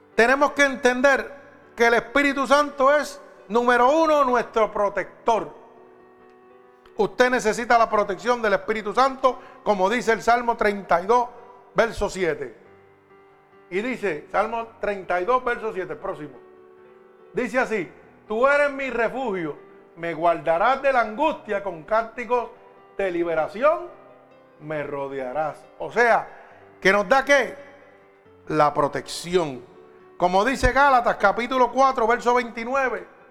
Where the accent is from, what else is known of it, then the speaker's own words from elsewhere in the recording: Puerto Rico; somos la isla del Cordero